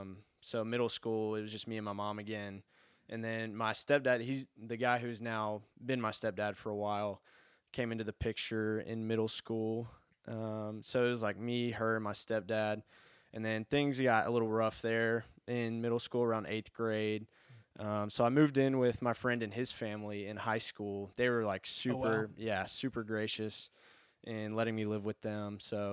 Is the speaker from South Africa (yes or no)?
no; Birmingham, Alabama, United States; I grew up in Birmingham. I've lived in or around Birmingham in the area my whole life. Went to Pelham and Helena High School, so ended up graduating from Helena High School once it was built over there.